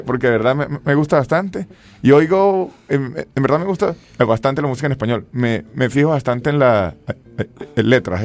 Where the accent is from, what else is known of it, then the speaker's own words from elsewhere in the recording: San Cristóbal, Táchira, Venezuela; yo soy de San Cristóbal, pero mi familia es finquera